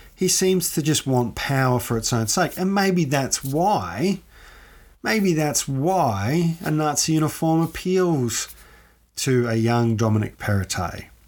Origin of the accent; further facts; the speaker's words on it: Ballarat, Victoria, Australia; I'm from Ballarat. As many people who listen to this show know, I'm from Ballarat.